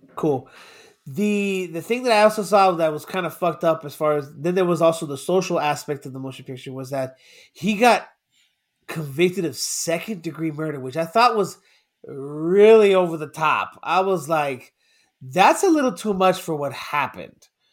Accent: Miami, Florida, United States; I'm from Miami

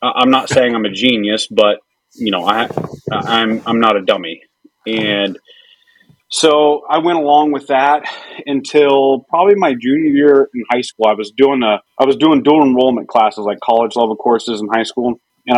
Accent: Nevada, Missouri, United States; So I'm from a little tiny ass town called Nevada, Missouri, in That's southern right. Missouri. It's spelled like Nevada, like the state

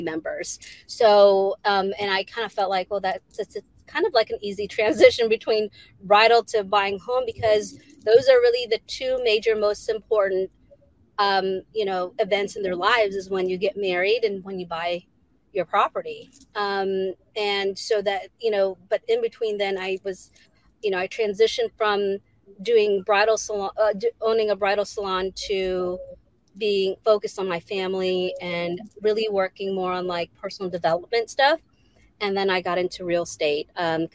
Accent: Virginia Beach, Virginia, United States; also born or lived in Philippines; I do everything here in Virginia Beach, Virginia, where I grew up

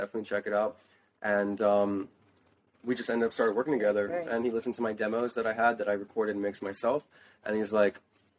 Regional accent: Broward, Florida, United States; also born or lived in Boca Raton, Florida / Coconut Creek, Florida; So I grew up in Broward and then I moved to Boca.

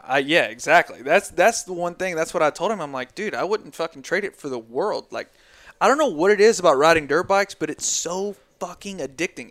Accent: Tennessee, United States; we're from Tennessee

